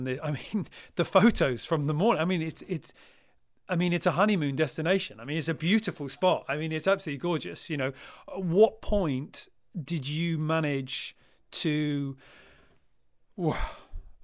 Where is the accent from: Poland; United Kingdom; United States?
United Kingdom; as a British sailor